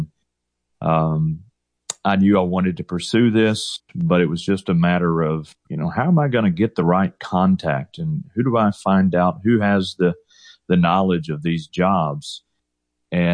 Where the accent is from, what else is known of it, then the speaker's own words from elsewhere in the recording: Alabama, United States; moved away as an adult; now in Houston, United States; growing up in Alabama